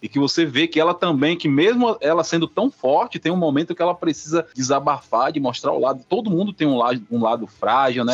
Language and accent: Portuguese; Northeast Region, Brazil